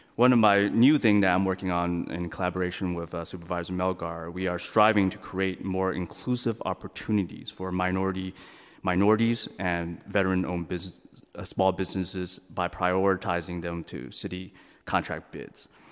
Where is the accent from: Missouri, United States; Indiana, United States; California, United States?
California, United States; San Francisco; I'm born and raised in San Francisco